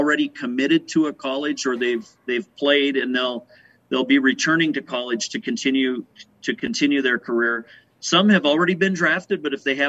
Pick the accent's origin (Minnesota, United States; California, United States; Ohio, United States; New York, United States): Minnesota, United States; West Central; I grew up in West Central Minnesota